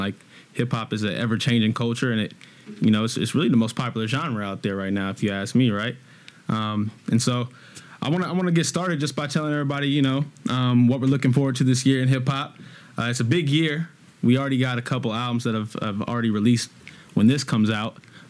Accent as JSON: {"language": "English", "town": "Inglewood", "region": "California", "country": "United States", "said": "I come from Inglewood, California."}